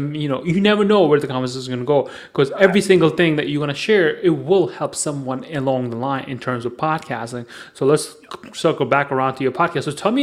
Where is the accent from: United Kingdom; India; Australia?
India; New Delhi, Delhi; I am from New Delhi